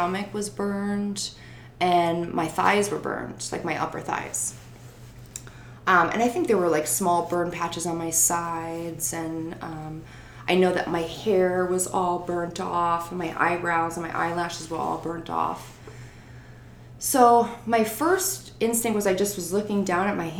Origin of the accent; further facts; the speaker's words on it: Naugatuck, Connecticut, United States; we lived in my hometown of Naugatuck at the time